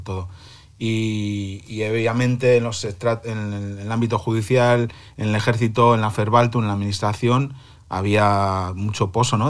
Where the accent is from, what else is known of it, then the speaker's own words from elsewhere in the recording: Santoña, Cantabria, Spain; moved away as an adult; now in Berlin, Germany; mi pueblo, en Santoña